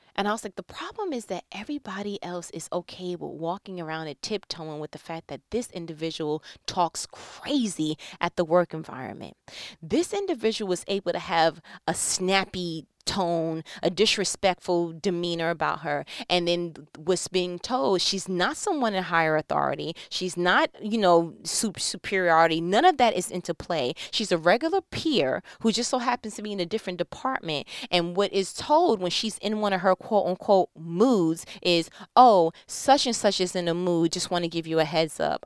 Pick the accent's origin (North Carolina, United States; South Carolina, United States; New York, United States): New York, United States; I was born and bred in New York